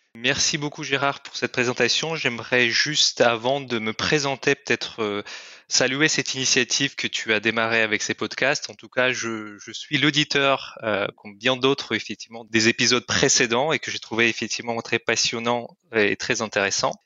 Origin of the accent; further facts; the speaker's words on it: Kyrgyzstan; first language Russian; French is a second language; moved away as an adult; Je suis, je viens du Kyrgyzstan, c'est un petit pays en Asie centrale